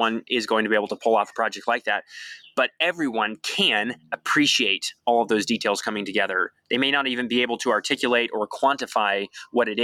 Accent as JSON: {"language": "English", "region": "Pacific Northwest", "country": "United States", "tie": "born or raised there", "moved": "yes", "lives_now": "Waco, United States", "said": "growing up in the Pacific Northwest"}